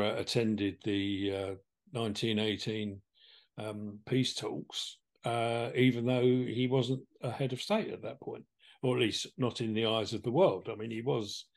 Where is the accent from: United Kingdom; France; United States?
United Kingdom; England; I hail from England, as you may have noticed in my accent